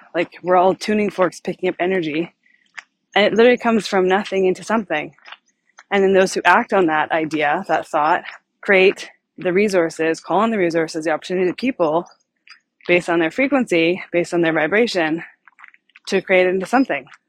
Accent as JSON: {"language": "English", "country": "Canada", "said": "I'm from Canada"}